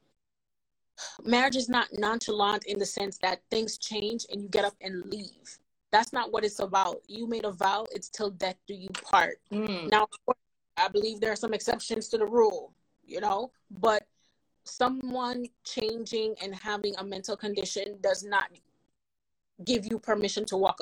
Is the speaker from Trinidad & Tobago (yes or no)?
no; Jamaica; accent: Jamaican; moved away; when I was in school back home in Jamaica